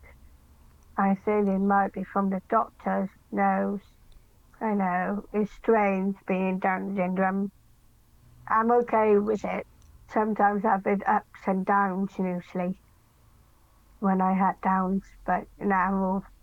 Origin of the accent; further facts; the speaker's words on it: Mid Wales, United Kingdom; also born or lived in Cardiff; I'm from Ewood in Mid Wales